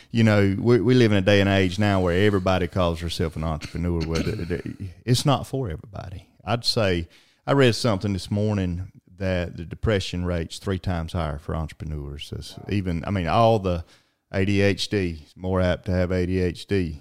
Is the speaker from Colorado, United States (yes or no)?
no; Alma, Georgia, United States; big city of Alma, Georgia, Blue Ridge capital of the world, and, uh, my hometown as well